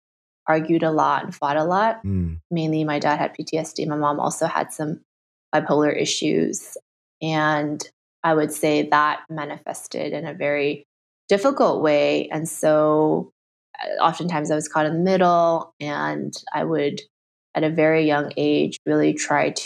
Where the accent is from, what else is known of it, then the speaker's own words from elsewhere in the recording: Southern California, United States; first language Chinese; English is a second language; now in New York, United States; I grew up in Southern California, was born and raised there